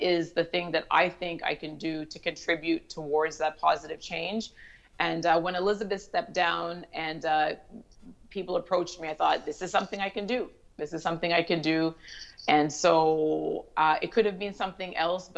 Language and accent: English; Toronto, Ontario, Canada; also born or lived in Ottawa; I was born and raised in Toronto